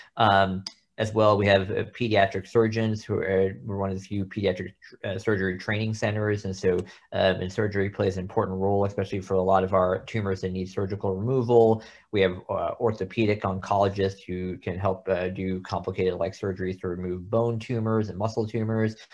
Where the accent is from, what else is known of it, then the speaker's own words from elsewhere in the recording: Texas, United States; moved away as an adult; now in Oklahoma, United States; I grew up in Texas, but went to medical school at O U